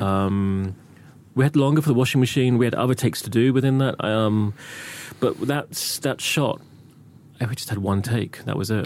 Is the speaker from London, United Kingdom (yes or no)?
no; Reading, South East England, United Kingdom; I grew up in Reading